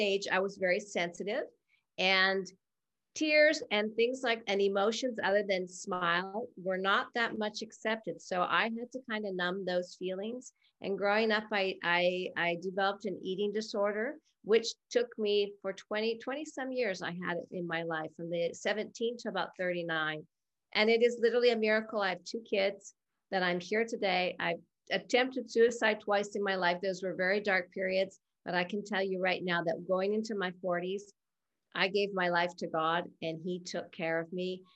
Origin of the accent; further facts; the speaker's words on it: Canada; moved away; I am originally from Canada. So I am used to like minus 40, minus 50 weather